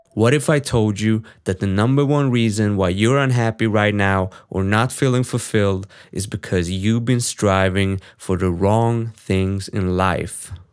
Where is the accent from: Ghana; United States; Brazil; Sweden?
Sweden; English is a second language; I'm born and raised in Sweden